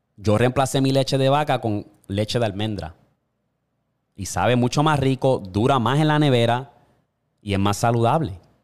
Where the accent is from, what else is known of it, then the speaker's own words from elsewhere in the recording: Puerto Rico; yo me crié en Puerto Rico